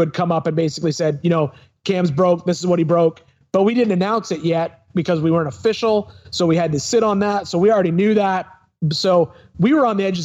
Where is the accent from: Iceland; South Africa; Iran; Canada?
Canada; Smiths Falls, Ontario; also born or lived in Ottawa River; now in Spring Hill, United States; I'm from Smiths Falls